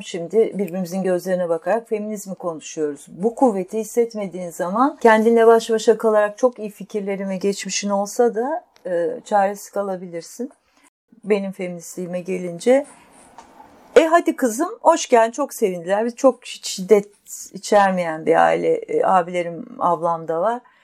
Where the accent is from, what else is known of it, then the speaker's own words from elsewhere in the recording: Istanbul, Turkey; E, büyük şehirde İstanbul'da yaşıyorduk ergenliğimden itibaren